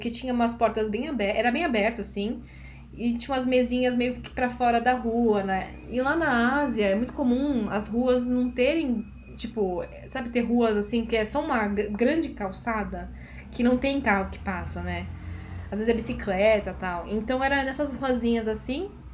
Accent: Brazil; como uma boa brasileira

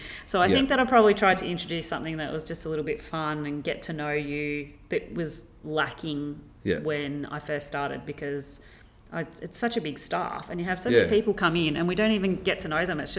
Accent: Blue Earth, Minnesota, United States; And because I come from Blue Earth, well, we didn't sit.

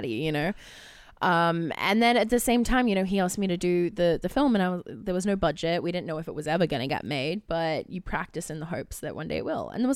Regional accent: Australia; I'm Australian, which means I can do an American accent, but I can't do Jersey

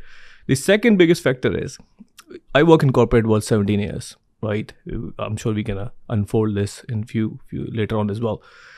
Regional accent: Karachi, Sindh, Pakistan; So I came from Karachi, very humbling background.

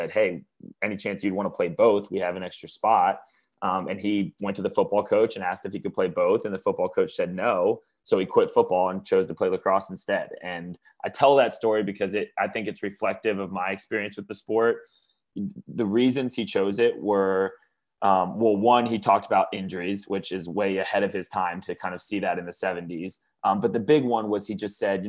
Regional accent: Atlanta, Georgia, United States; also born or lived in Baltimore, Maryland / New York City; I grew up in Atlanta, Georgia. I'm currently live down in Atlanta, Georgia

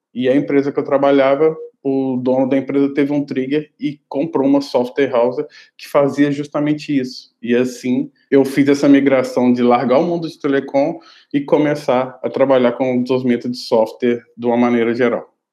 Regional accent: Belo Horizonte, Minas Gerais, Brazil; eu sou de BH, então eu tinha estudado no Cefet, de Minas Gerais, específico de BH

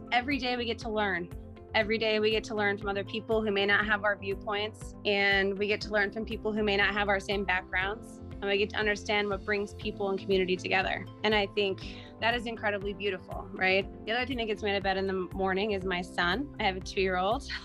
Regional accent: Utah, United States; I grew up in Utah

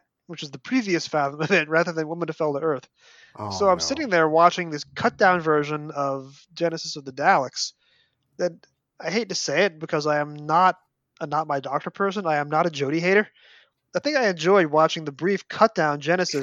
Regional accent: New York, United States; growing up in New York

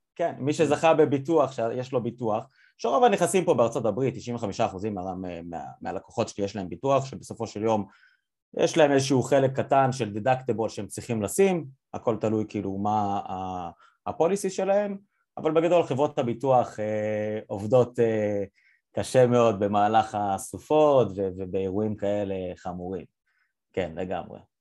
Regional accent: Yavne, Central District, Israel; now in United States; אני כאילו במקור מיבנה

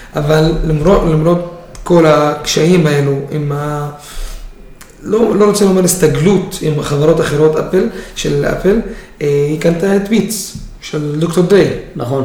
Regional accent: Israel; אני ישראלי דרוזי

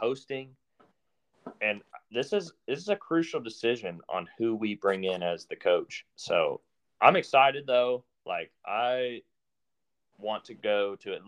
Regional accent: United States; I'm American

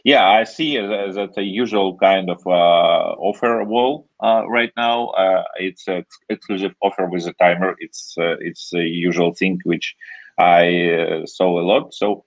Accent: Siberia, Russia; I'm from Russia and there is no any kind of beer and from Siberia

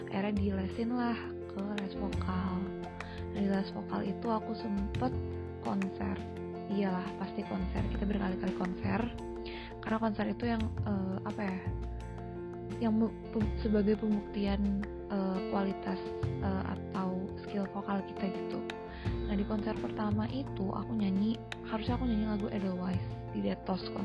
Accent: Padang, West Sumatra, Indonesia; aku kan orang Padang dan orang Padang itu uh, punya arisan aku nggak tahu sih semua orang Padang kayak gini atau enggak

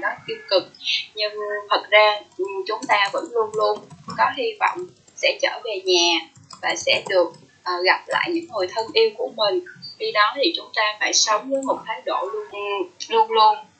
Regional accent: Mekong Delta, Vietnam; now in Ho Chi Minh City, Vietnam; sinh ra và lớn lên ở miền Tây

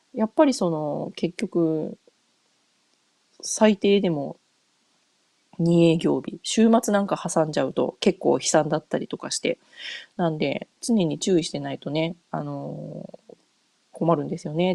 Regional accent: Japan; now in United States; 日本帰国するたびに

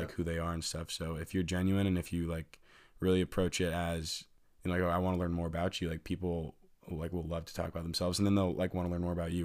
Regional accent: Fort Wayne, Indiana, United States; I'm from Fort Wayne, Indiana.

